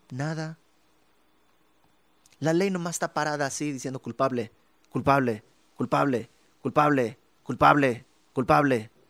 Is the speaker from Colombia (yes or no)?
no; Bolivia; now in Mexico; por alguna razón me regresa el acento. Es porque es parte de mí. No estoy tratando de portarme como boliviano. No, es parte de mí. Yo soy boliviano, es parte de mí. Y cuando estoy en Bolivia sueno mexicano.